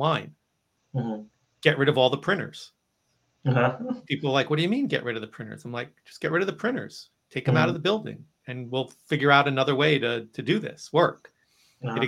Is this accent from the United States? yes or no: yes; United States; I'm from New Jersey, New York. You know, we're eggs on bagels kind of people up here